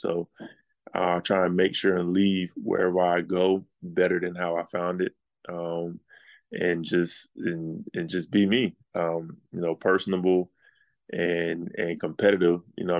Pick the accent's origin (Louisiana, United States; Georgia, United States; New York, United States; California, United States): Georgia, United States; Atlanta; So I'm from Atlanta. I was born in Atlanta. My oldest brother lived in Atlanta at that time.